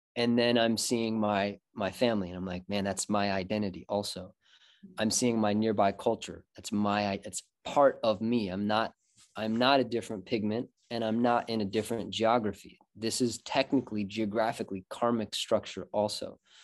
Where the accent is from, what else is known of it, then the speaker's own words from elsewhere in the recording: Michigan, United States; I'm born and raised in Michigan, pretty much.